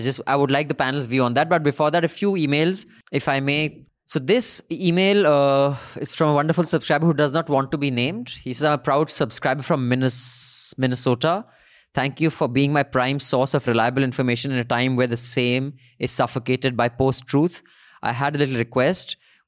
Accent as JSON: {"language": "English", "region": "Kerala", "country": "India", "said": "I'm from Kerala and I think a channel has a lot of potential to grow in my home state."}